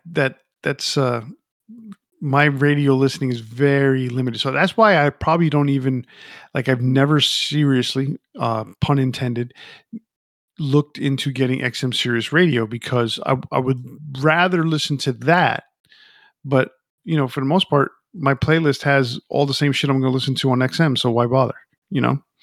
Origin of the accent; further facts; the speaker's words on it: New York, United States; I grew up in New York City. Well, not New York City, but I grew up near New, New York City, um, in a, in a Latin family